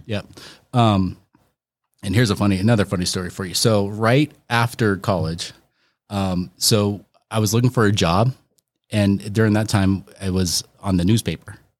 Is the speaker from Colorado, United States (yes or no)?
yes; Aurora, Colorado, United States; I grew up in Aurora